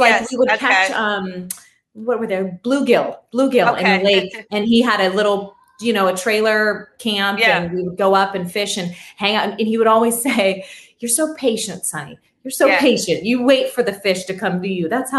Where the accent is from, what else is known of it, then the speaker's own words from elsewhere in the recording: Pittsburgh, Pennsylvania, United States; moved away; we're going back home to my hometown. We're going back to Pittsburgh